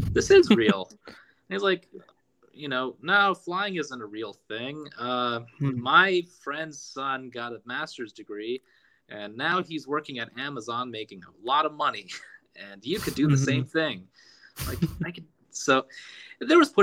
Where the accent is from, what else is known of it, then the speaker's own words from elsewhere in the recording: United States; also born or lived in Los Angeles, California; I'm American. I'm an American citizen